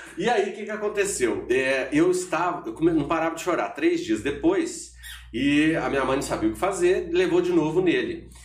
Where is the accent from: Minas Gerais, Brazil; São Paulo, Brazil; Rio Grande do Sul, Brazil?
Minas Gerais, Brazil; Borda da Mata; em Borda da Mata, que foi onde eu nasci, vivi lá um tempão